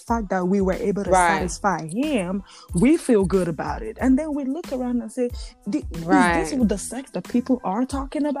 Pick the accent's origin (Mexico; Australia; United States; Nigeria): Nigeria; especially women from our background, being that we are from Nigeria